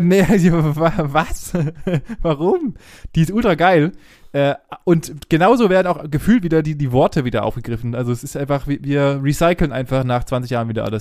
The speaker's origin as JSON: {"language": "German", "country": "Germany", "said": "wir als Deutsche"}